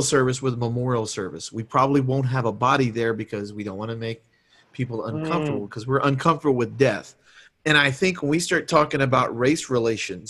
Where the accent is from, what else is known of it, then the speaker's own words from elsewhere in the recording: Deep South, United States; I grew up in the Deep South